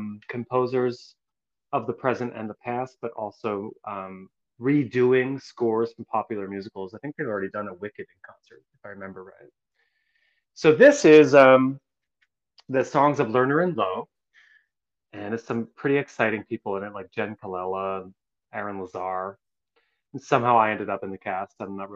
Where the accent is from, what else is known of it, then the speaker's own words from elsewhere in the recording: Philadelphia, Pennsylvania, United States; Yes. I'm originally from Northeast Philly.